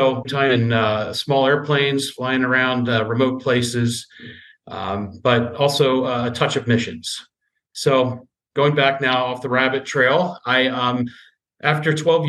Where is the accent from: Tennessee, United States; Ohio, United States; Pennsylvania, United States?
Pennsylvania, United States; Southeast; moved away as an adult; also born or lived in Spokane, Washington / Kenai Peninsula, Alaska; I grew up in Southeast Pennsylvania to a Christian family.